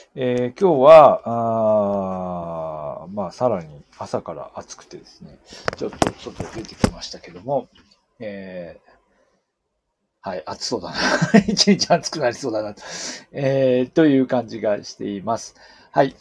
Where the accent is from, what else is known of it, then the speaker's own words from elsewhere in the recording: Aomori, Japan; moved away; 私のように青森の出身だと